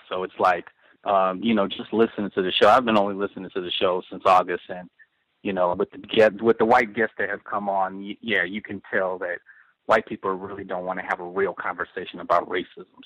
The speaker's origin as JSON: {"language": "English", "town": "Chicago", "region": "Illinois", "country": "United States", "said": "I'm from Chicago, so it's you know right here"}